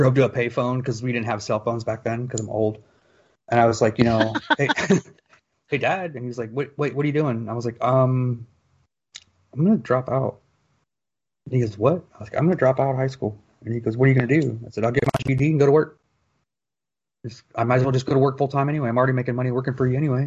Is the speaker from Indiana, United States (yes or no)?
yes; Fort Wayne, Indiana, United States; I was born and raised in Fort Wayne, Indiana